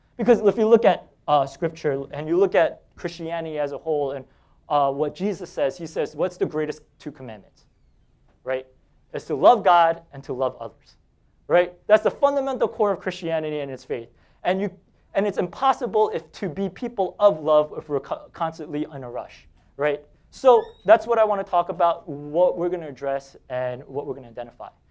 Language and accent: English; New York City, New York, United States; I'm from Staten Island.